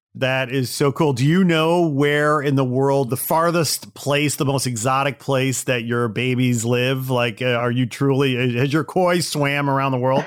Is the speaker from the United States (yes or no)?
yes; Midwest, United States; moved away; I'm from the Midwest originally